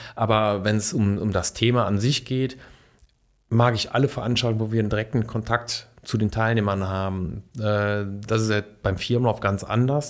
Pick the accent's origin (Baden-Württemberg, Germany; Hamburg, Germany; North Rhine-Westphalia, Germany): North Rhine-Westphalia, Germany; Duisburg; moved away as an adult; now in Bonn, Germany; Ich komme eigentlich aus dem Ruhrgebiet, aus mhm. Duisburg